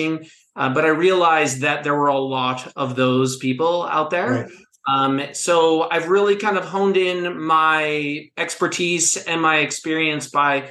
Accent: Pittsburgh, Pennsylvania, United States; now in Asheville, United States; I'm not originally from the South. I grew up in the Steel City of Pittsburgh, Pennsylvania

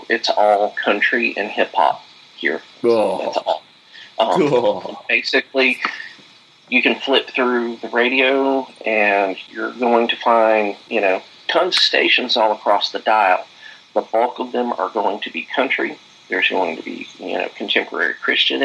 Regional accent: hometown of Luke Bryan, Philip Phillips and Field Mob, Georgia, United States; Luke Bryan is from my hometown. I actually, you know, went to high school with the guy.

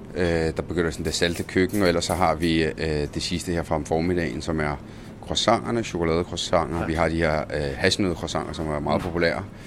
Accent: Denmark; also born or lived in Roccalumera, Sicily, Italy; kom til Danmark i en alder 8 i 1990

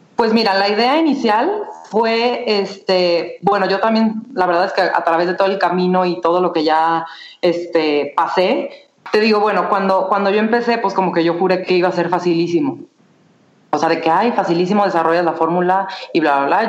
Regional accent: Guadalajara, Jalisco, Mexico; soy de Guadalajara, estudié mercadotecnia en el ITESO

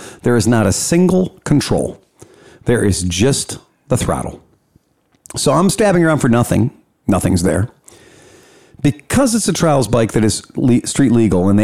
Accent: Cleveland, Ohio, United States; from Cleveland

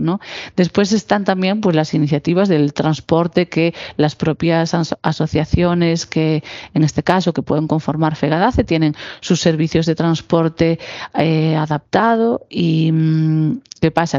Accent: Galicia, Spain; nuestra comunidad, ¿no? Pues en comunidades como la gallega

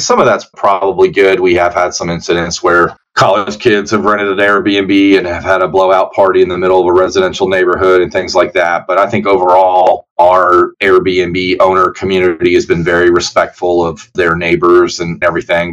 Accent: Roanoke, Virginia, United States; moved away as an adult; also born or lived in Richmond, Virginia / Blacksburg, Virginia; now in Lexington, United States; I'm originally from Virginia, so I practiced in Richmond, Virginia for about four and a half years and then in Southwest Virginia, where I'm from, Roanoke, Virginia

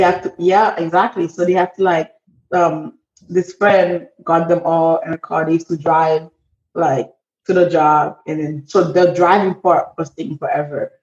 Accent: Port-au-Prince, Ouest, Haiti; moved away; I am 20 years old and I am from Port au Prince, Haiti

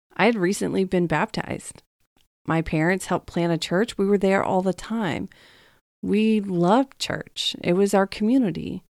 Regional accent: Texas, United States; moved away as an adult; also born or lived in Dallas, Texas; now in California, United States; growing up in Texas

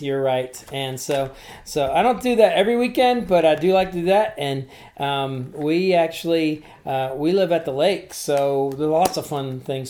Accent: Tuscarawas, Ohio, United States; moved away; I am from a little town called Tuscarawas.

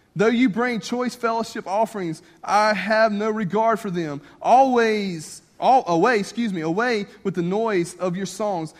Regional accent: north of Clinton, Louisiana, Mississippi, United States; I grew up on the Mississippi Louisiana state line just north of Baton Rouge, north of Clinton, Louisiana. But I lived on the Mississippi side

